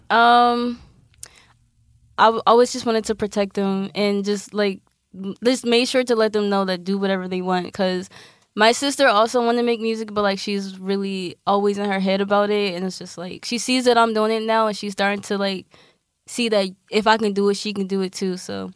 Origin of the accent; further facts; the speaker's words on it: Philadelphia, Pennsylvania, United States; I'm from West